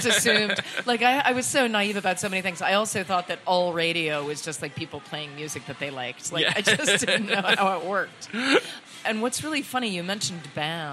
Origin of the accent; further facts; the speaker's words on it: Lexington, Massachusetts, United States; Lexington, Massachusetts, my hometown